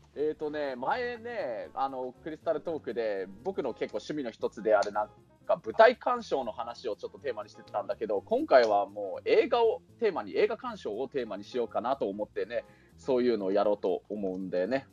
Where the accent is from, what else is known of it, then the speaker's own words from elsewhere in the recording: Kunitachi, Tokyo, Japan; 僕の実家のある国立